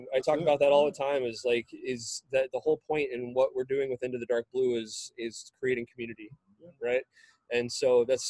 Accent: San Antonio, Texas, United States; moved away; I grew up in San Antonio. So I was there for about 18 years.

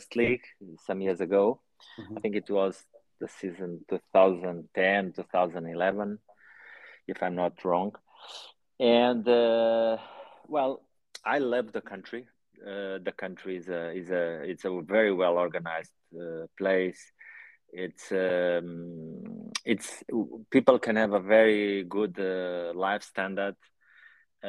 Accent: Portugal; also born or lived in Angola; I'm in Portugal. This is my home. Yeah. In fact, I was born in Angola

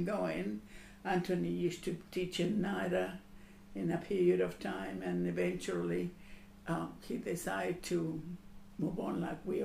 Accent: Argentina; now in Australia; I come from Argentina

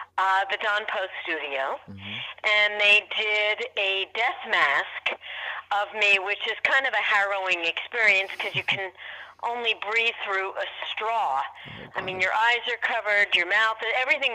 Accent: New York City, New York, United States; I grew up in New York City

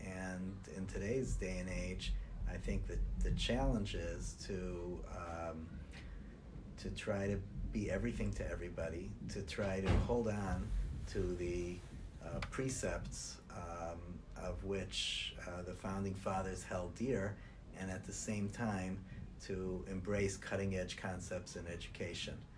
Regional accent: Cleveland, Ohio, United States; moved away as an adult; also born or lived in New York / New Jersey / Israel; I was born and nurtured in Cleveland, Ohio

